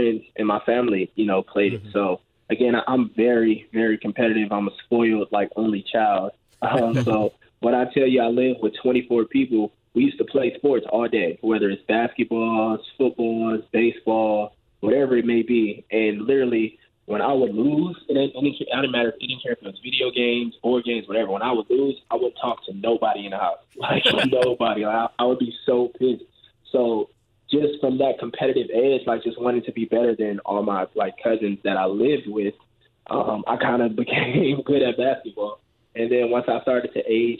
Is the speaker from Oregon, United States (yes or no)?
no; Los Angeles, California, United States; I grew up in, like, South Central L.A.